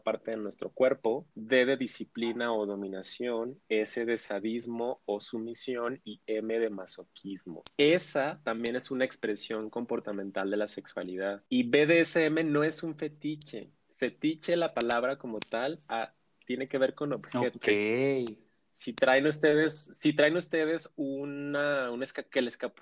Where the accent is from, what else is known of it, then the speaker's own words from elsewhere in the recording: Ciudad Juárez, Chihuahua, Mexico; soy de Ciudad Juárez, la frontera más fabulosa y bella del mundo